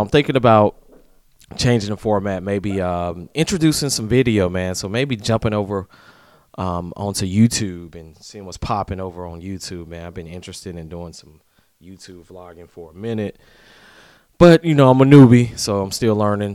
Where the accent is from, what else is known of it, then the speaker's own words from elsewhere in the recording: Atlanta, Georgia, United States; now in Tampa, United States; I'm from Atlanta